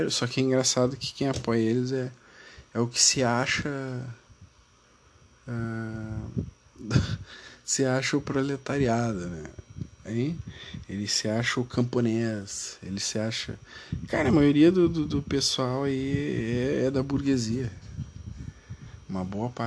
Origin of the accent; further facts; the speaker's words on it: Rio Grande do Sul, Brazil; Eu sou do Rio Grande do Sul, então eu tenho que dar minha opinião sobre o Brasil do Sul. Não adianta eu ficar falando e dizendo coisas se eu sou aqui do Rio Grande do Sul, né?